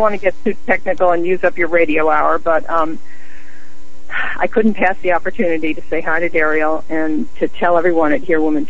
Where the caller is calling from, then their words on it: Houston, Texas, United States; I'm calling from Houston, Texas.